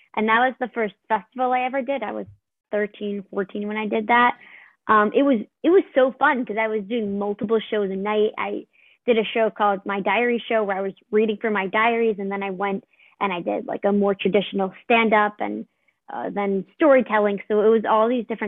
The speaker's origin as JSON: {"language": "English", "town": "New York City", "region": "New York", "country": "United States", "said": "I'm from New York"}